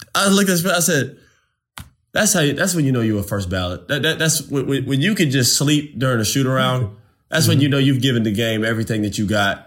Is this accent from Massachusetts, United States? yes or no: no; Winter Park, Florida, United States; I'm from Winter Park